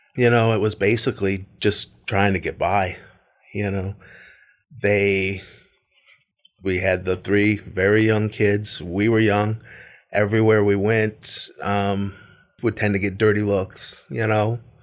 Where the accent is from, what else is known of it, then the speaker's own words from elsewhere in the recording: Tarpon Springs, Florida, United States; also born or lived in Largo, Florida; I moved from Largo to Tarpon Springs.